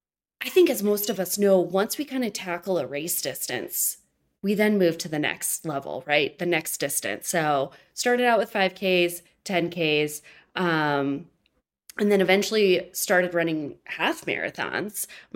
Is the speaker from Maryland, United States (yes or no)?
no; Michigan, United States; And I'm originally lived in Michigan. So I moved from Michigan to Colorado.